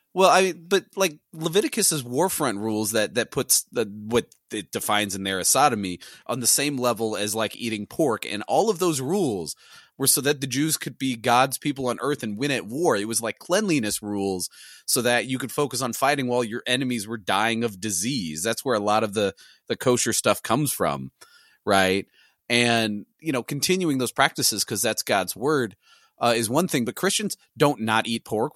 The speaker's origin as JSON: {"language": "English", "town": "St. Louis", "region": "Missouri", "country": "United States", "said": "I'm from Missouri, I'm from the Saint Louis area"}